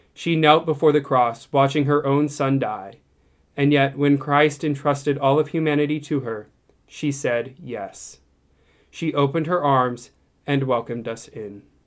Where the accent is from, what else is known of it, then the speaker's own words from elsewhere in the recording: Texas, United States; I grew up in Texas